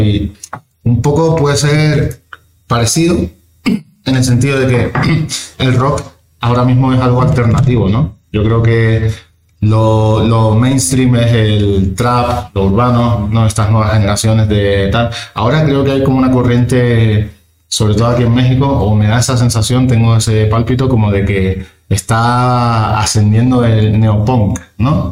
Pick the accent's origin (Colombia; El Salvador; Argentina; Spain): Spain; Canary Islands; now in Madrid, Spain; yo soy de las Islas Canarias.